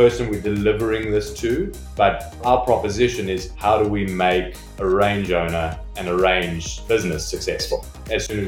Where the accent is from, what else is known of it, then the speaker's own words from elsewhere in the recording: South Africa; also born or lived in Johannesburg; now in London, United Kingdom; I come from South Africa originally.